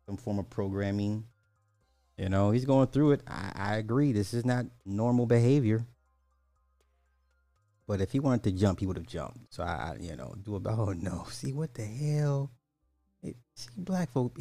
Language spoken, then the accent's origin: English; Illinois, United States; I'm from Illinois